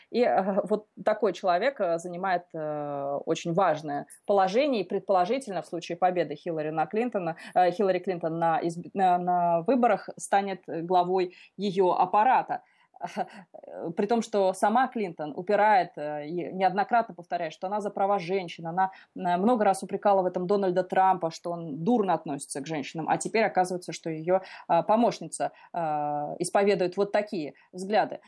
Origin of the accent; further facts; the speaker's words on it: Russia; now in Washington, United States; я из России, что я русская